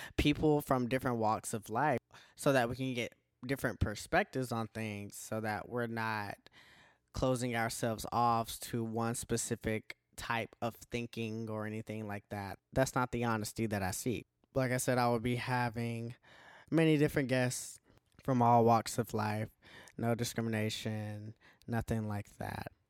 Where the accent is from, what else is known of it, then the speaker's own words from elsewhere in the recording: Milledgeville, Georgia, United States; I am from Milledgeville, Georgia